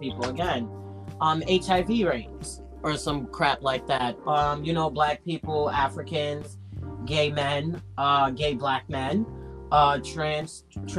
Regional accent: New York, United States; also born or lived in Boston; I'm born and raised in New York. I'm home. I didn't leave

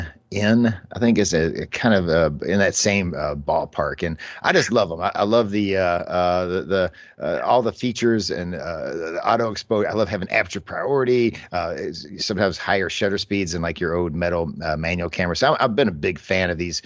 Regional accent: United States; growing up in America

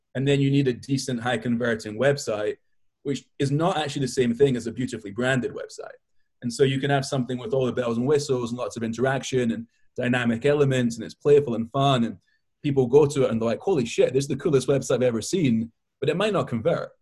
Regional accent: Scotland, United Kingdom; also born or lived in Israel; now in Brooklyn, United States; I live in Brooklyn. I was born in Israel and I grew up in Scotland

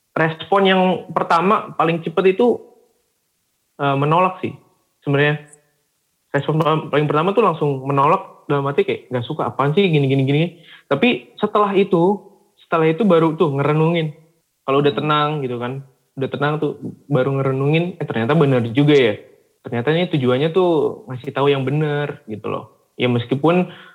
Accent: Java, Indonesia; kita nih sebagai anak nih yang memang sudah terlahir sebagai Batak tapi lahirnya di Jawa

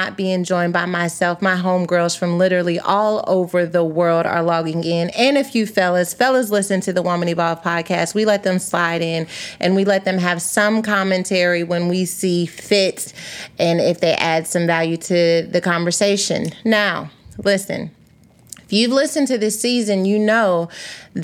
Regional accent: Texas, United States; being from Texas

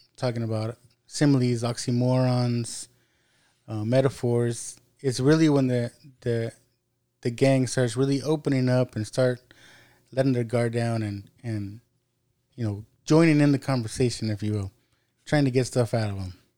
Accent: United States

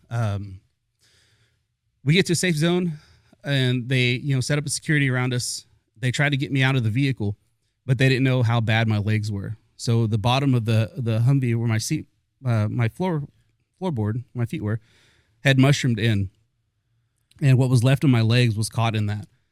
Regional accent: Fort Worth, Texas, United States; I grew up in North Side of Fort Worth.

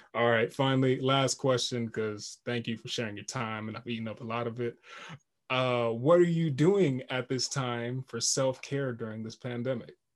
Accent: Jamaica; I'm Jamaican

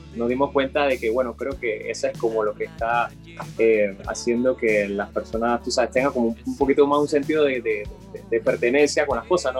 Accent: Panama; somos panameños

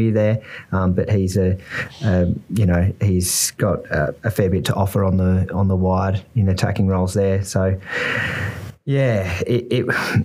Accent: Australia; as Australian

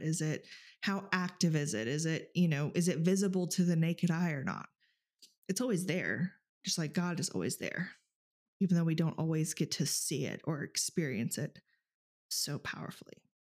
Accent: Texas, United States; now in Alaska, United States; growing up in Texas, even here in Alaska

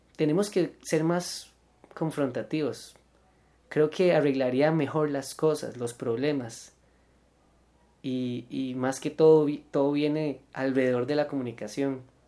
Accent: Costa Rica; uno como tico

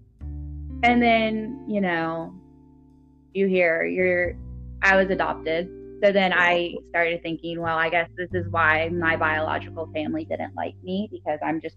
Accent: Nashville, Tennessee, United States; I'm from Nashville, Tennessee

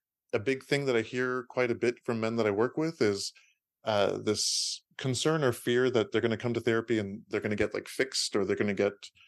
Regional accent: San Francisco, California, United States; I was born and raised in San Francisco Bay Area. And both of my parents immigrated from out of the country. My dad immigrated from Iran and my mom immigrated from Austria.

